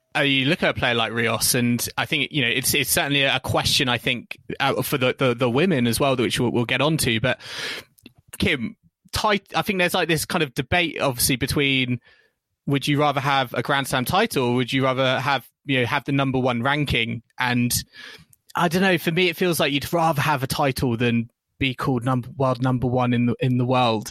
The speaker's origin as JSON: {"language": "English", "country": "United Kingdom", "said": "as British fans"}